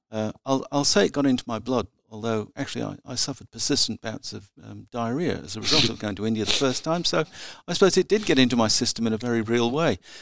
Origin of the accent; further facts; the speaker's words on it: provincial South Australia, Australia; my teenage years, which I spent in provincial South Australia